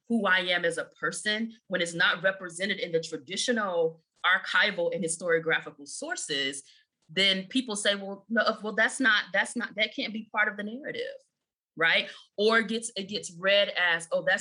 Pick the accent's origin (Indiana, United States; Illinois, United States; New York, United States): Illinois, United States; Chicago; I grew up in Chicago